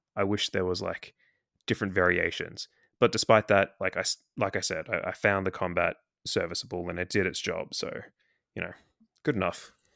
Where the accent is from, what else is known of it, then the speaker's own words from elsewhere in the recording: Australia; accent: Australian; I'm in Australia, obviously, as you can tell from my accent.